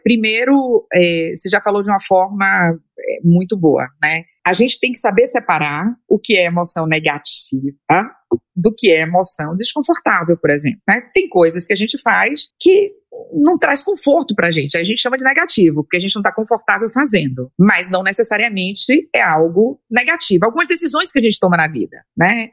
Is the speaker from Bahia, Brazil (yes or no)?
yes; Bahia, Brazil; eu sou baiana